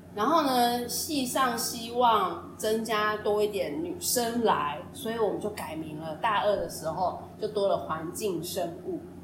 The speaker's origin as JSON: {"language": "Chinese", "region": "Taipei", "country": "Taiwan", "said": "我们是台北人"}